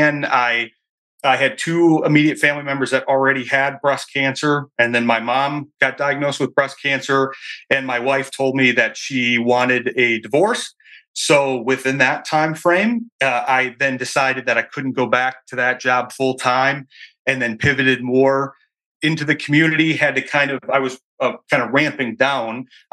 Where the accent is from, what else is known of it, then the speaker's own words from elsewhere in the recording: Michigan, United States; moved away as an adult; I'm from Michigan here, returned to Michigan years ago